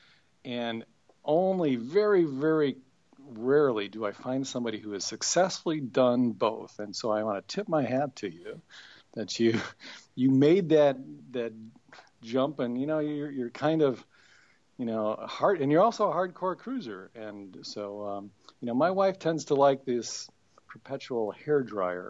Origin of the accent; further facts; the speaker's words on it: Wisconsin, United States; moved away; also born or lived in St. Louis; I grew up in Wisconsin